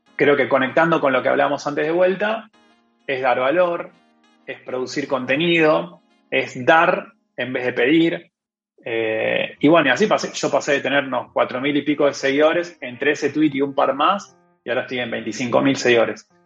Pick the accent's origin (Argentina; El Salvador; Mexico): Argentina; moved away as an adult; now in Europe